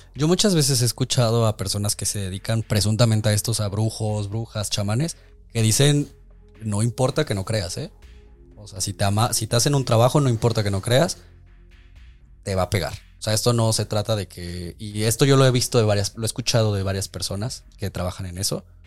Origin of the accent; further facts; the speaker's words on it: Mexico; como mexicanos nos gusta tanto la muerte